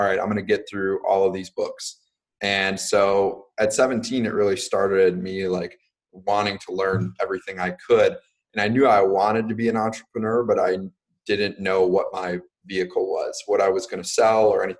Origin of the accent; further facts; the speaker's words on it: Racine, Wisconsin, United States; also born or lived in New Jersey / Pennsylvania; now in Milwaukee, United States; moved to Racine, Wisconsin, where I spent the majority of my childhood growing up